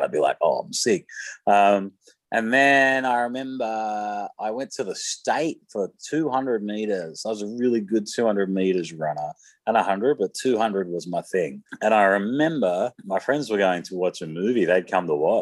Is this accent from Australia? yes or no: yes; Sydney, New South Wales, Australia; in my sort of adolescence, I grew up in Mount Druitt.